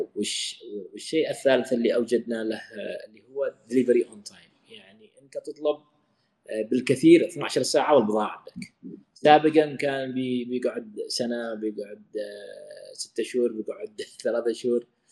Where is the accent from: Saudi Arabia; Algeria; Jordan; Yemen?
Yemen; عندنا في اليمن